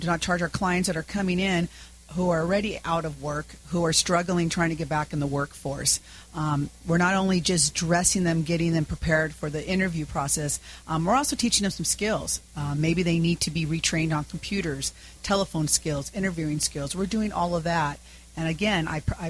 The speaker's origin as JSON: {"language": "English", "town": "Santa Ana", "region": "California", "country": "United States", "tie": "born or raised there", "said": "I grew up in Santa Ana"}